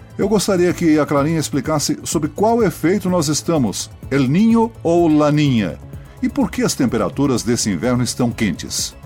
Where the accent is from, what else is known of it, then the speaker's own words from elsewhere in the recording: Santa Catarina, Brazil; em Santa Catarina, que é a minha terra natal